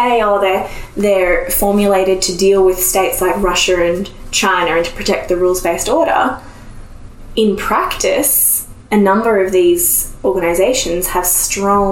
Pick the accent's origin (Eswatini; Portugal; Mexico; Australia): Australia; I'm from Australia.